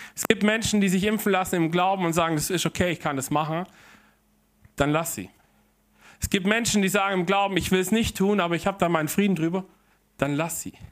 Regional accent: Germany; also born or lived in Heilbronn; hier bei uns in Deutschland

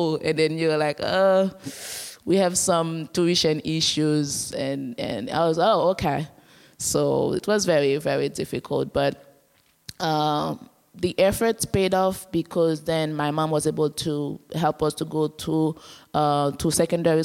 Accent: Port-au-Prince, Ouest, Haiti; I was born in Port-au-Prince, the capital of Haiti

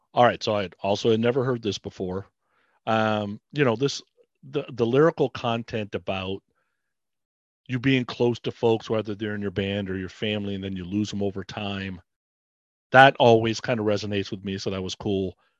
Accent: Bay Area, California, United States; I grew up in the Bay Area

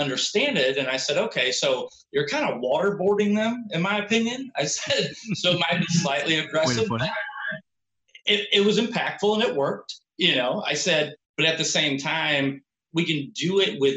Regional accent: St. Louis, Missouri, United States; I'm from St. Louis

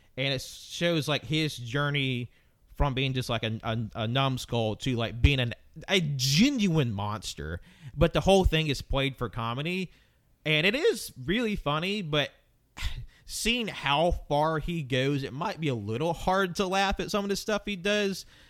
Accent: the South, United States; I grew up in the South

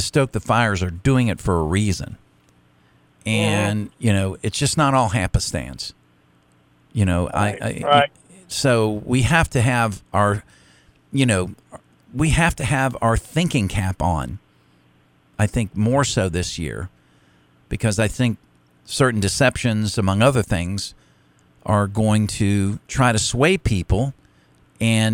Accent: Florida, United States; moved away; my home state of Florida

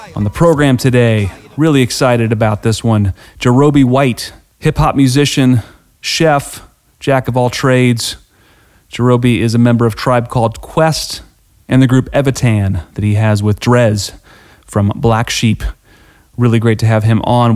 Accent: Dayton, Ohio, United States; I'm from I'm from Dayton

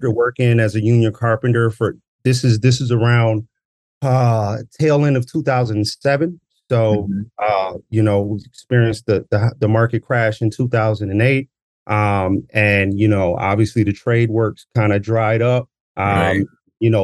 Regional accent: Minneapolis, Minnesota, United States; Born and bred in South Minneapolis

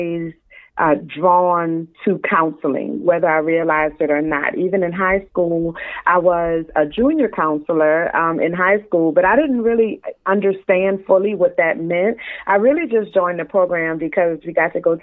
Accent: New Orleans, Louisiana, United States; now in South Florida, United States; I'm from New Orleans, but my husband and I live in South Florida

